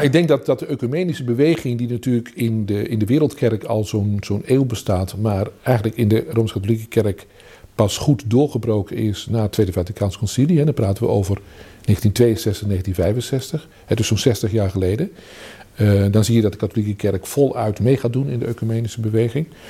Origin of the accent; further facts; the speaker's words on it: Vianen, Utrecht, Netherlands; moved away as an adult; also born or lived in Groningen; now in 's-Hertogenbosch, Netherlands; Ik had in mijn geboorteplaats in Vianen, dus was ik al als tiener lid van een ecumenische studentengroep, bijbelgroep.